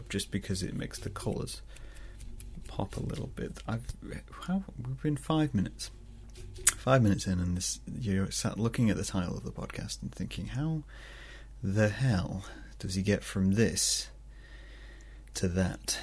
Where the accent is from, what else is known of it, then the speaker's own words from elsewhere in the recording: Scunthorpe, Yorkshire and the Humber, United Kingdom; moved away; I'm originally from Scunthorpe